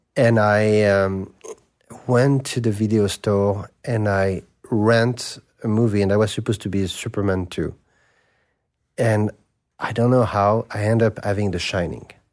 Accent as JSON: {"language": "English", "town": "Paris", "region": "Île-de-France", "country": "France", "tie": "born or raised there", "said": "I grew up in Saint-Germain-des-Prés."}